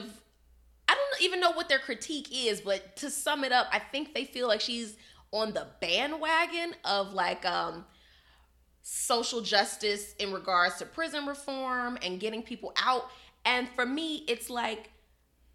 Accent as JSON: {"language": "English", "town": "Chicago", "region": "Illinois", "country": "United States", "said": "I'm from Chicago"}